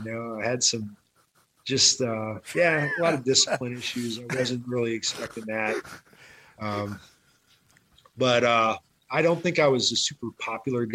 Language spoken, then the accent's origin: English; Wisconsin, United States; accent: Wisconsin; moved away as an adult; also born or lived in Texas; I retired and moved back to Wisconsin